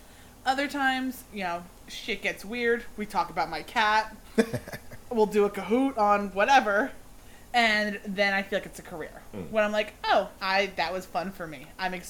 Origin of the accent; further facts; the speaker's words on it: New Jersey, United States; moved away as an adult; also born or lived in upstate New York; now in Florida, United States; I moved down to Florida about 2 years ago. We're going on 2 years. Mm-hmm. I'm from New Jersey. Went to school in upstate New York and kind of just fell down to Florida 2 years ago